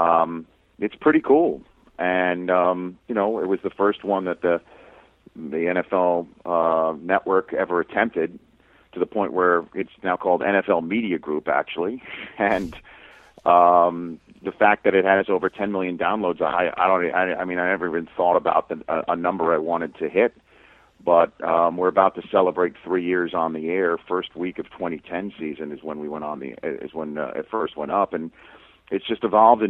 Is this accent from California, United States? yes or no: no; New York City, New York, United States; I grew up in Staten Island